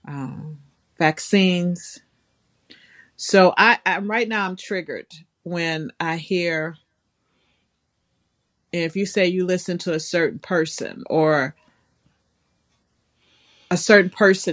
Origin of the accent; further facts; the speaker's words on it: the South, United States; I'm from the South